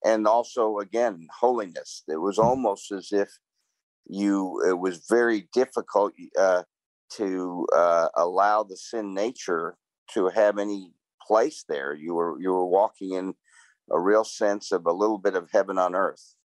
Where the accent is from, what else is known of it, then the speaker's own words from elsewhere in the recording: New York, United States; moved away; I'm originally from New York